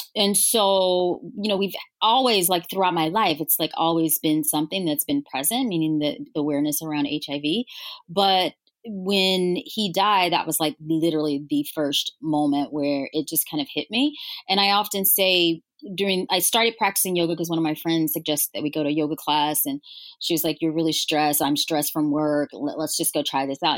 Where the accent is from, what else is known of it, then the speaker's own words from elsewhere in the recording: Louisiana, United States; moved away; I'm originally from Louisiana